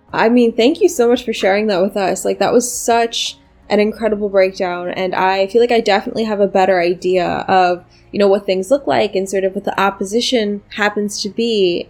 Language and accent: English; Pittsburgh, Pennsylvania, United States; now in New York City, United States; I'm from Pennsylvania, and you know, fracking is certainly one of the industries that happens to be king in my home state. I'm from Pittsburgh